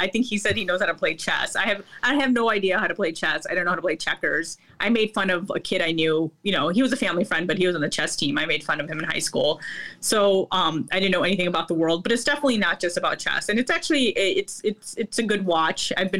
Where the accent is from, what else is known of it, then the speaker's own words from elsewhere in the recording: Lincolnwood, Illinois, United States; also born or lived in Chicago; I mean, I grew up in Lincolnwood. I mean, I was born in Chicago, the north side, and then I grew up in Lincolnwood, which is literally outside Chicago. It's near Evanston.